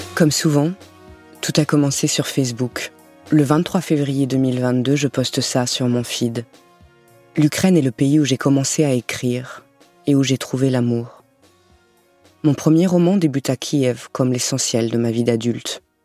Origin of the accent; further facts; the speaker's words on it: Lorraine, Grand Est, France; Je suis née en Lorraine, aux confins de la France et de l'Allemagne